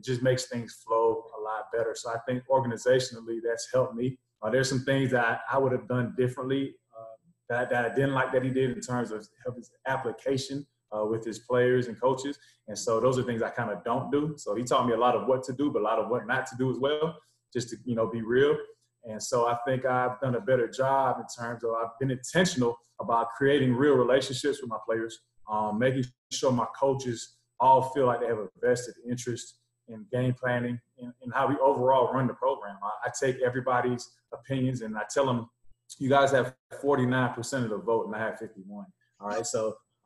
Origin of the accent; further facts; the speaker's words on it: North Miami, Florida, United States; also born or lived in Kentucky / Orlando, Florida; I'm originally from North Miami, Florida. Played high school ball in the South Florida area.